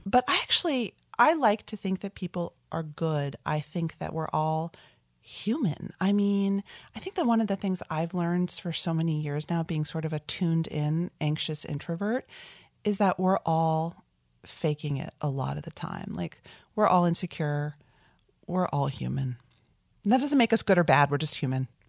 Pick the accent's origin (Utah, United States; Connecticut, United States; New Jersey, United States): New Jersey, United States; South Orange; I grew up in South Orange, New Jersey, pretty suburban New York metro area childhood